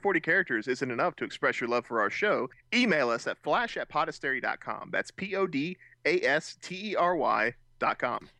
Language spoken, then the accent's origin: English; United States; being Americans